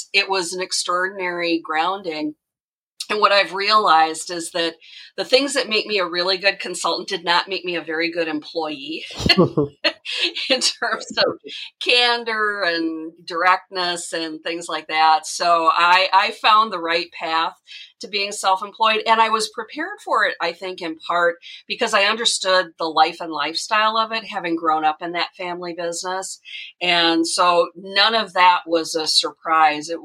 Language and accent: English; Minnesota, United States; I grew up in a small town with a small family business. It was an auto body repair shop. And that's all I knew as a little kid. Now, my mom was an executive secretary for 3M for their world headquarters, which was located about a half an hour from my hometown.